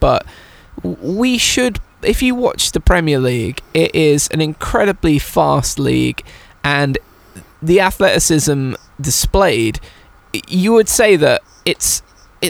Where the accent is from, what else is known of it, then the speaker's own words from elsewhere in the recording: England, United Kingdom; as an English person